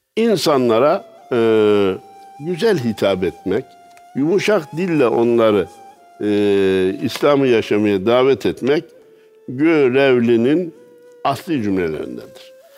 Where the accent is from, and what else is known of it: Kayseri, Kayseri Province, Turkey